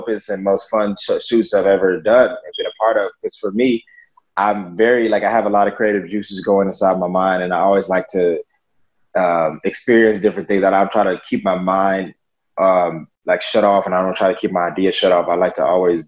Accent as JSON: {"language": "English", "town": "Atlanta", "region": "Georgia", "country": "United States", "moved": "yes", "lives_now": "Los Angeles, United States", "said": "I am a model and actor living in Los Angeles, California, and I'm originally from Atlanta, Georgia."}